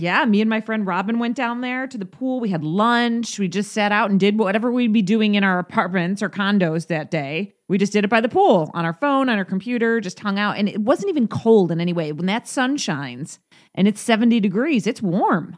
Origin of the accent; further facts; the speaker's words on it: New York, United States; now in Nevada, United States; New York State has some of the best schools, you know? Um, that's where we grew up